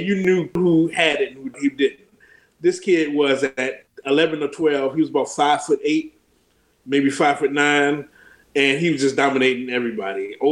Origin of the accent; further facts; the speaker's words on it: Washington, District of Columbia, United States; also born or lived in Texas; I was born in Texas, but raised in D.C. pretty much, yeah. D.C., Maryland area.